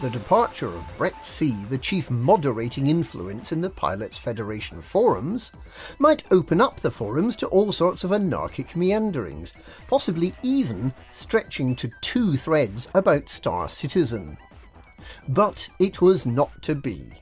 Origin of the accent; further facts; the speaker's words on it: Glasgow, Scotland, United Kingdom; I wear tartan trousers, and I come from Glasgow. Can you tell?